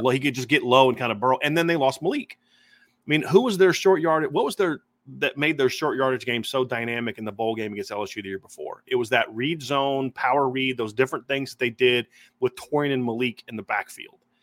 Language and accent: English; Ohio, United States; what I grew up on in Ohio